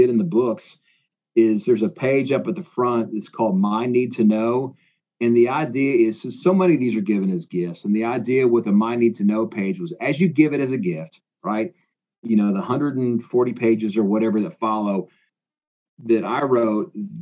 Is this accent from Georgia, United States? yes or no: no; Iowa, United States; moved away as an adult; also born or lived in Indiana; now in Tennessee, United States; I grew up in Iowa